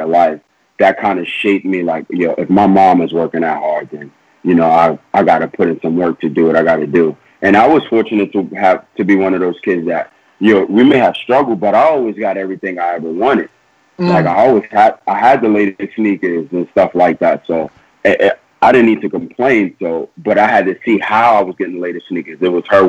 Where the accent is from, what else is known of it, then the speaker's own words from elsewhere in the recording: New York City, New York, United States; growing up in Queens, I'm from South Jamaica Houses